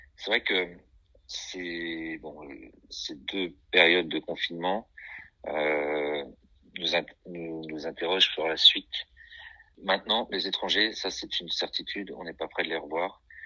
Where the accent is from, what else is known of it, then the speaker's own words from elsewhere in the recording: Brittany, France; je suis un Breton des terres